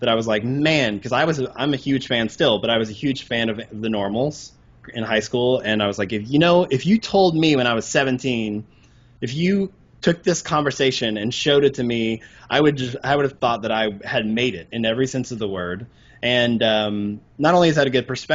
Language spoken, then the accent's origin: English; Arkansas, United States; moved away; I grew up in Arkansas